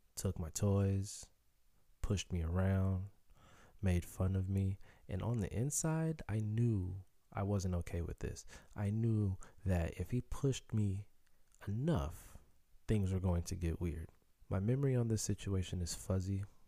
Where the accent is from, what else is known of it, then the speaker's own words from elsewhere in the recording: Chicago, Illinois, United States; first language Haitian Creole; Growing up in Chicago